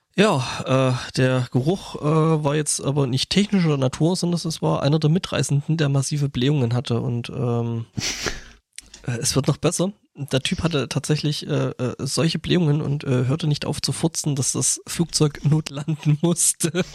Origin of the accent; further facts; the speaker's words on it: Lößnitz, Saxony, Germany; moved away; meine Heimatstadt ist also meine alte Heimatstadt Lösnitz äh, Erzgebirge